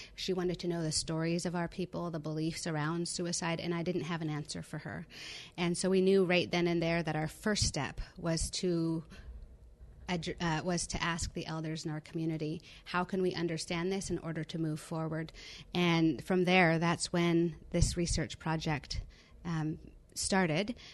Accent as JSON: {"language": "English", "area": "Cowichan Tribes, Vancouver Island", "region": "British Columbia", "country": "Canada", "said": "I'm from the Cowichan tribes on Vancouver Island, British Columbia"}